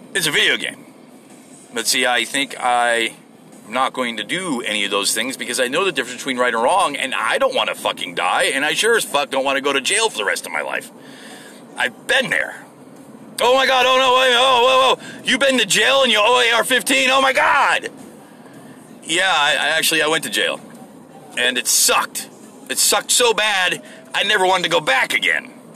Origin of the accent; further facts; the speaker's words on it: United States; I'm an American. I'm a good American